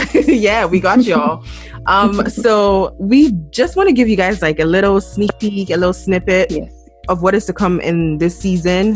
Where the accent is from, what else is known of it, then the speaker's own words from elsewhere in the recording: Ghana; moved away; I'm from Ghana